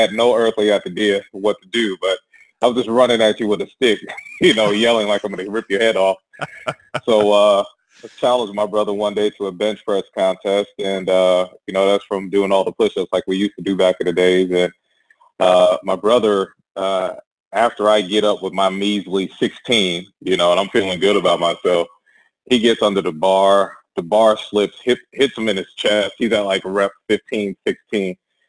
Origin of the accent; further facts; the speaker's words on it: Long Island, New York, United States; So I'm originally from Long Island, New York. I'm the youngest of three boys. My parents are from the South.